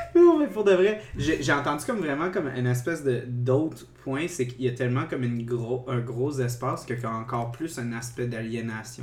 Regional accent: South Shore of Montreal, Quebec, Canada; also born or lived in Saint-Hubert; je viens de la Rive-Sud

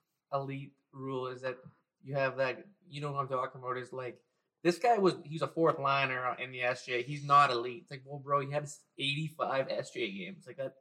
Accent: Minot, North Dakota, United States; I grew up in Minot.

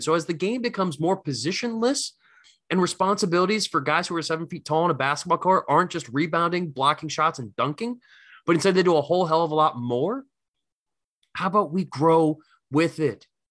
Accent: Philadelphia, Pennsylvania, United States; I'm coming from Philly

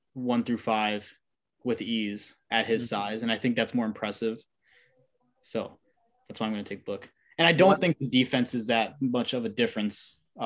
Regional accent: Chicago, Illinois, United States; And I'm from Chicago

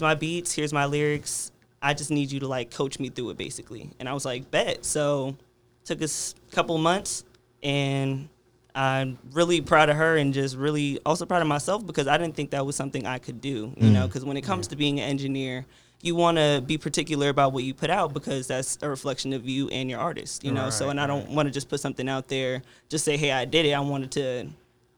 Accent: New Jersey, United States; now in Richmond, United States; I'm from Jersey, so when I first came down here to Richmond

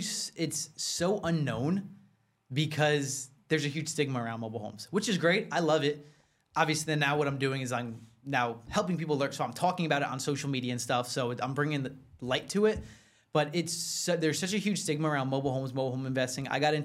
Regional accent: New Jersey, United States; New Jersey

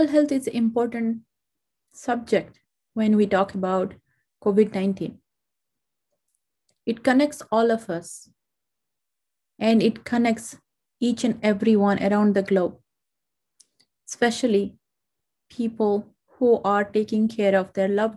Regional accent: India; now in United States; India, which is my home country

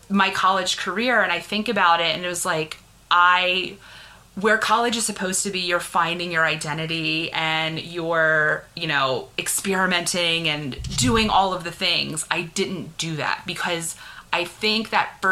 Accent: Philadelphia, Pennsylvania, United States; also born or lived in Pittsburgh; I grew up in Philadelphia.

